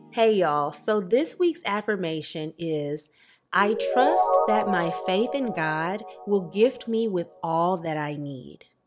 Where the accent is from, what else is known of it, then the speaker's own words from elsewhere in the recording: Louisiana, United States; also born or lived in New Jersey; now in Los Angeles, United States; I'm from Louisiana